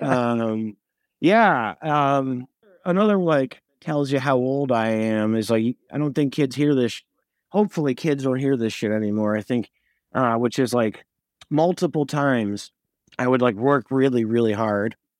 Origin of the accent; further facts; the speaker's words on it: Montreal, Quebec, Canada; I was from Montreal